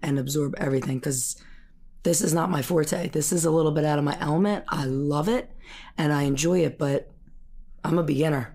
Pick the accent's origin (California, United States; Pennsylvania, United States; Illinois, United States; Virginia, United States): Pennsylvania, United States; Holland; I grew up in Holland, right in Bucks County